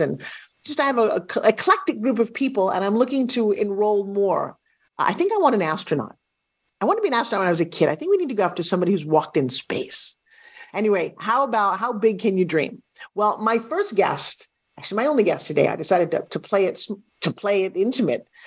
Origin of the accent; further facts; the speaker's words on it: New York, United States; also born or lived in California; now in Florida, United States; I'm from New York, spent years living in California.